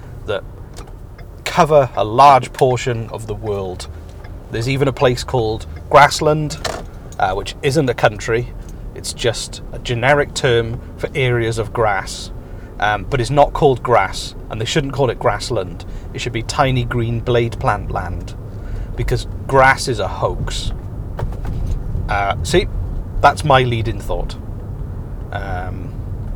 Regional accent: Wales, United Kingdom; moved away; I'm Welsh.

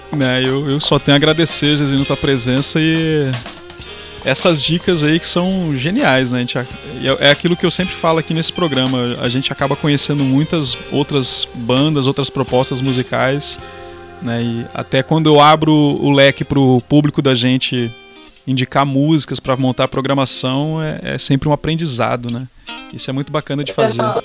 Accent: Rio Grande do Sul, Brazil; moved away as an adult; also born or lived in Paraíba; now in João Pessoa, Brazil; eu sou gaúcho e tô na Paraíba.

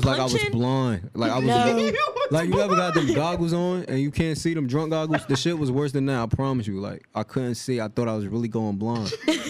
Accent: Jersey City, New Jersey, United States; I'm from Jersey City.

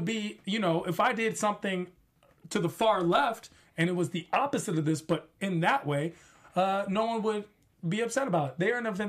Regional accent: Washington, District of Columbia, United States; Washington, D.C. is my hometown.

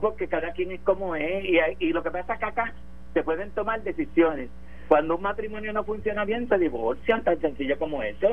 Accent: Puerto Rico; born or raised there

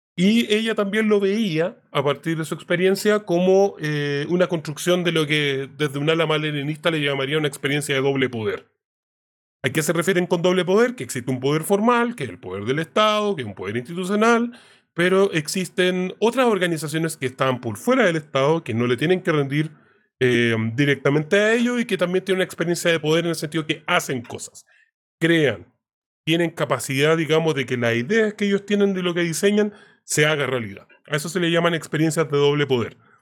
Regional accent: Chile

